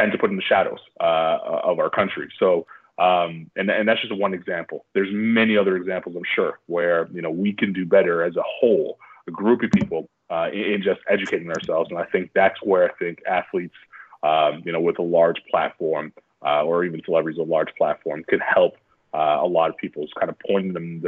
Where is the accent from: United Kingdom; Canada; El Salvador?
Canada; moved away as an adult; I'm proud Canadian